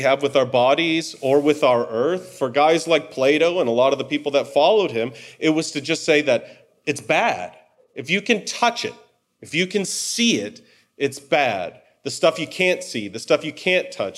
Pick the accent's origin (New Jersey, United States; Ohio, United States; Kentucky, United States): Ohio, United States; Cleveland; also born or lived in Detroit, Michigan; we moved from Detroit, where I'd grown up, to Cleveland